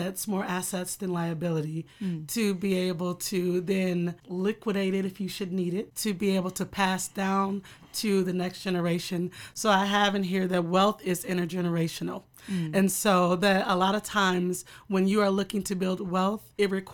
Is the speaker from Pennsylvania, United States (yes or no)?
no; Waterloo, Iowa, United States; I'm born and raised in Waterloo